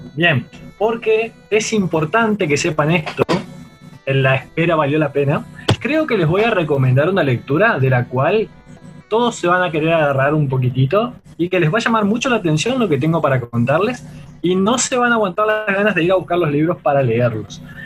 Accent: Argentina; como los que tuvimos acá en Argentina

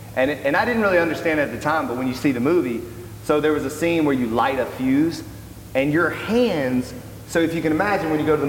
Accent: Birmingham, Alabama, United States; moved away; I'm from Birmingham, Alabama. Graduated from Auburn University, played football there. So I'm in Birmingham, being a strength coach at Samford University.

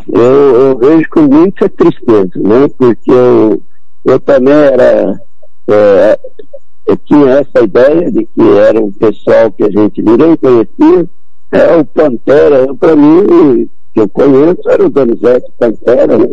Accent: São Paulo, Brazil; now in Campo Grande, Brazil; quando eu morei em São Paulo, sou de São Paulo

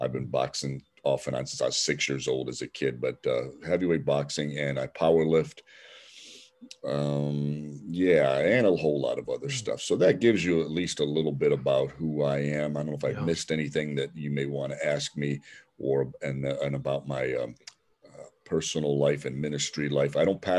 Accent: Cleveland, Ohio, United States; I'm from Cleveland, Ohio, an inner city community called Little Italy, an Italian section of Cleveland.

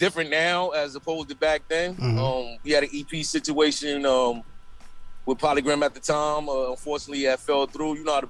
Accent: New York City, New York, United States; also born or lived in Elizabeth City, North Carolina; Well, I was born in North Carolina, but I was raised in Brooklyn, New York, Kingsville Project, stand up.

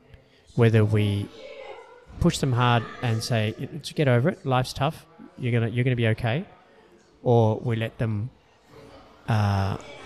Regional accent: Australia; I'm Australian-born Chinese

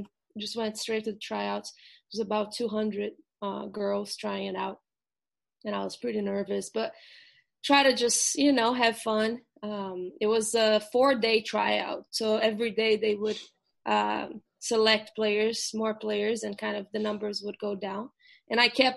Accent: Brazil; English is a second language; moved away as an adult; also born or lived in Ohio, United States; now in United States; But I'm from Brazil originally. So I grew up playing soccer.

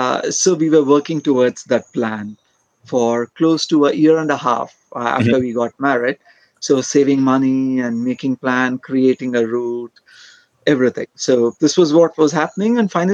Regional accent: Bangalore, Karnataka, India; moved away as an adult; now in Kerala, India; I am from south of India. My place originally is from Bangalore, which is around 300 kilometers from here.

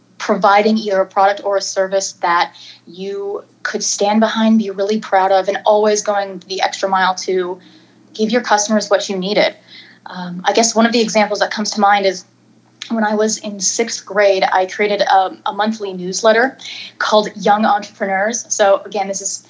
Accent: near the Toronto area, Ontario, Canada; now in Dallas, United States; right now I'm living in Dallas. Prior to that, I'm actually from Canada originally, near the Toronto area. And so I was a former Canadian TV actor through my tweens and teens

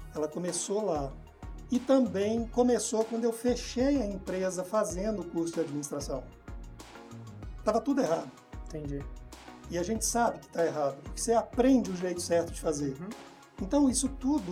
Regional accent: Ouro Preto, Minas Gerais, Brazil; moved away; Eu sou de Ouro Preto

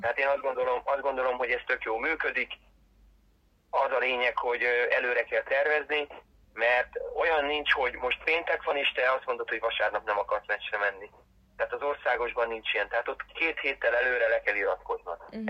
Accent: Balatonlelle, Somogy, Hungary; also born or lived in Siófok; fociztam már gyerekkoromtól fogva. Ö, gyerekkoromban Balaton lennén, aztán meg 15 éves koromtól fogva Siófokon

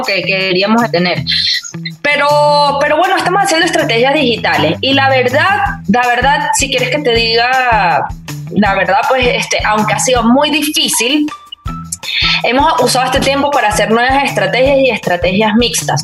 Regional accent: Venezuela; como venezolana

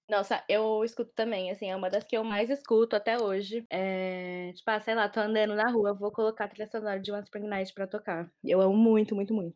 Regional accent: São Paulo, Brazil; sou de São Paulo, sou jornalista

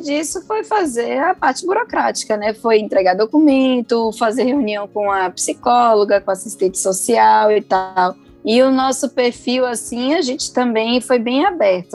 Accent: Salvador, Bahia, Brazil; also born or lived in São Paulo; eu sou de Salvador, mas nascida em São Paulo

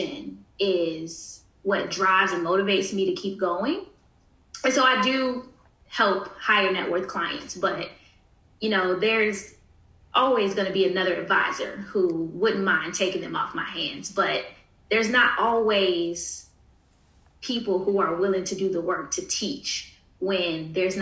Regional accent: Newport News, Virginia, United States; born or raised there

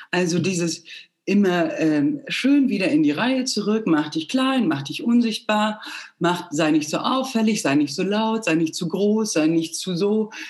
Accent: Plauen, Saxony, Germany; also born or lived in Bulgaria; now in Munich, Germany; Nee, in Plauen. Nee. Also ich bin in Bulgarien geboren.

